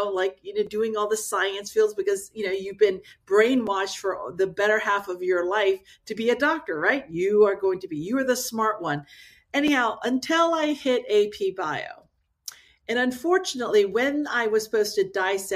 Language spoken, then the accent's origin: English; Maryland, United States; also born or lived in South Korea; I grew up in the Maryland area